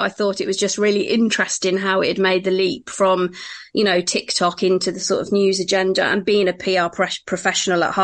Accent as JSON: {"language": "English", "area": "Northamptonshire", "region": "East Midlands", "country": "United Kingdom", "tie": "born or raised there", "also_born_or_lived": "London", "said": "I was born in Northamptonshire and lived here for the first 18 years of my life"}